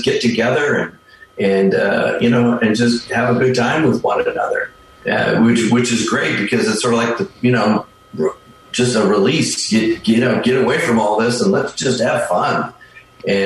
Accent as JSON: {"language": "English", "region": "Minnesota", "country": "United States", "also_born_or_lived": "Western Nebraska / Bay Area, California", "moved": "as an adult", "lives_now": "Vallejo, United States", "said": "we're originally from Minnesota"}